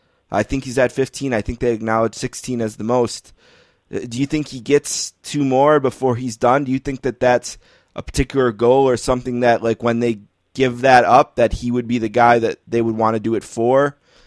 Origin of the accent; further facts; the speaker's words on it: Northeast, United States; I was born in the Northeast